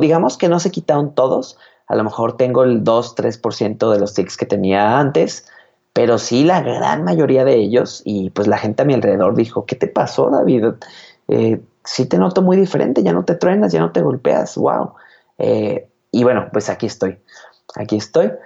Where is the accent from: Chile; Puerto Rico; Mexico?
Mexico; Guadalajara, Jalisco; soy de Guadalajara, Jalisco, México